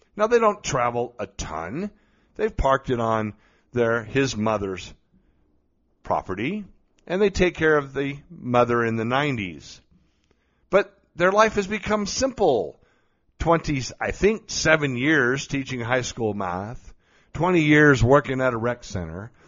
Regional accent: Colorado Springs, Colorado, United States; here in my hometown of Colorado Springs.

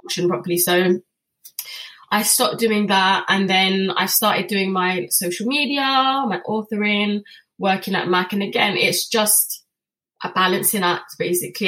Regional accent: England, United Kingdom; I'm British born. My dad's British born.

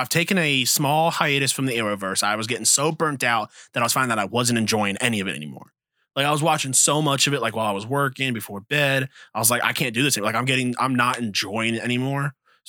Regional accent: United States; as an American

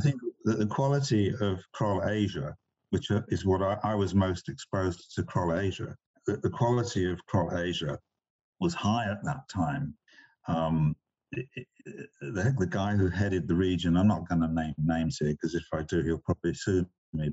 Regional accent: England, United Kingdom; moved away as an adult; also born or lived in China; I grew up in England

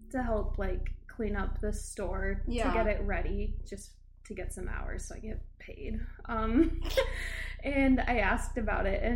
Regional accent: Mitchell, South Dakota, United States; moved away as an adult; now in Omaha, United States; I'm just a small town girl from Mitchell, South Dakota.

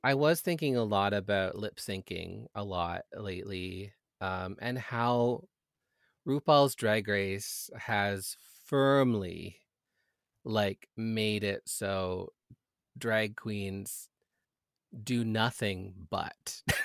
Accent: Canada

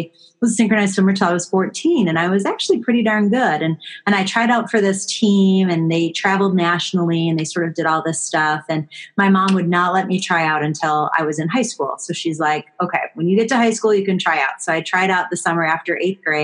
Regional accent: Buffalo, New York, United States; I grew up in Buffalo, New York.

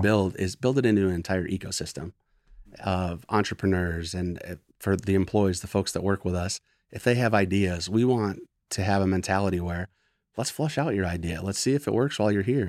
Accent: Gaylord, Michigan, United States; moved away as an adult; also born or lived in Flint, Michigan / Chicago / Baltimore / Washington, D.C. area; I was born in Flint, but I was raised in Gaylord, Michigan

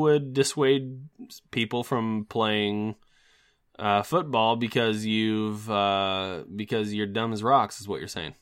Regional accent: United States; as an American

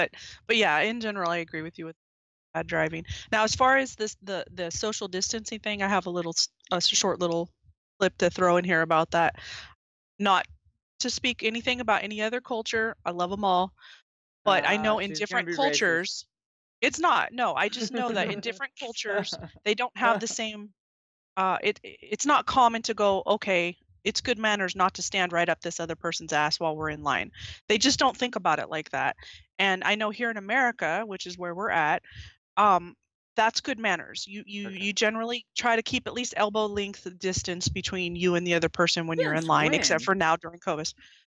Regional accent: the South, United States; born there; I was born in the South, but I don't speak like that.

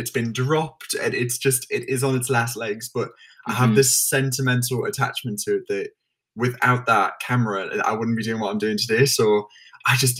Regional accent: the North East, North East England, United Kingdom; moved away as an adult; now in London, United Kingdom; I'm originally from the Northeast

